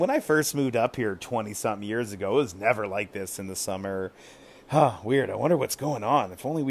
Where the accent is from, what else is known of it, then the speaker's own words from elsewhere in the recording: Southern California, United States; moved away as an adult; especially where I grew up in Southern California